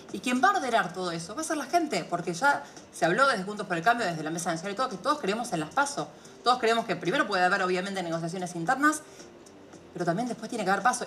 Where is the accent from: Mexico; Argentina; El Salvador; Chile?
Argentina; como argentinos